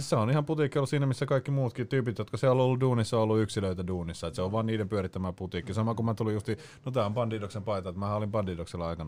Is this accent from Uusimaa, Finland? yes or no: yes; Espoo, Uusimaa, Finland; Espoon viherlaakso best.